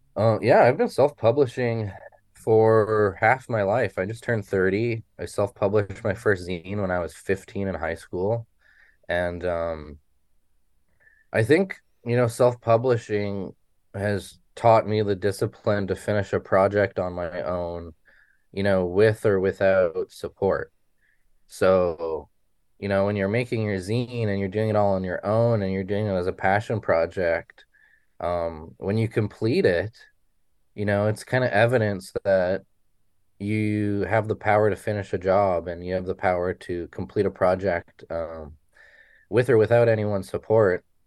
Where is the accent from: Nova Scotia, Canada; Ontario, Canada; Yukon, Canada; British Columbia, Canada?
Yukon, Canada; Haines Junction; moved away as an adult; now in Vancouver, Canada; I grew up in Haines Junction, Yukon